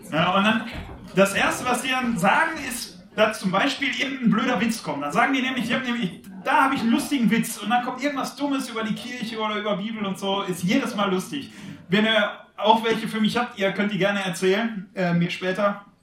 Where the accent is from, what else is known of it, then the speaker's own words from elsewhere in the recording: Wanne-Eickel, North Rhine-Westphalia, Germany; ich komme aus Wanne-Eickel, das ist in Nordrhein-Westfalen, da bin ich zumindest aufgewachsen. Äh, kleiner Ort, 98.000 Einwohner, also viele Einwohner, aber kleiner Ort.